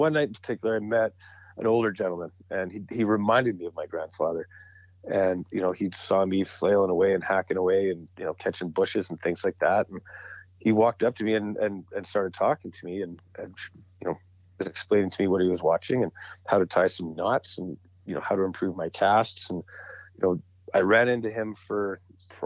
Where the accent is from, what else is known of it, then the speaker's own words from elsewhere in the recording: Edmonton, Alberta, Canada; also born or lived in Calgary; growing up in Edmonton, there's not a whole lot of opportunity that I knew of to fly fish. So when I moved back to Calgary, I was about 18